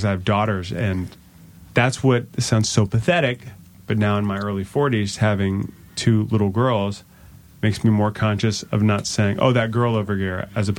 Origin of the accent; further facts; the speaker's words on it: Virginia, United States; Oh, Northern Virginia.